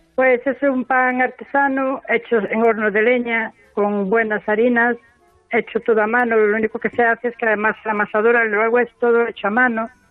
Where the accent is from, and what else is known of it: Rodeiro, Galicia, Spain; born or raised there; also born or lived in Venezuela